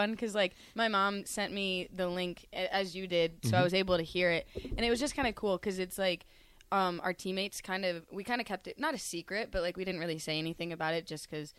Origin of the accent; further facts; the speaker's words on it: Georgia, United States; moved away; I'm from Georgia